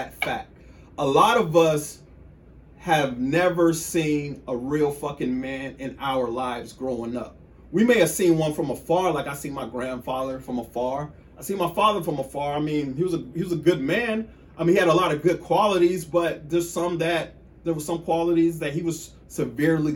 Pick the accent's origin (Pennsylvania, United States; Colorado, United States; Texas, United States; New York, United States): Texas, United States; Killeen; I'm from Killeen. I'm from Killeen, Texas.